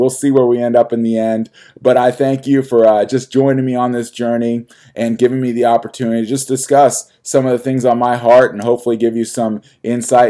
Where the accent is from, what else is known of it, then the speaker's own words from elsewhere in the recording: United States; as an American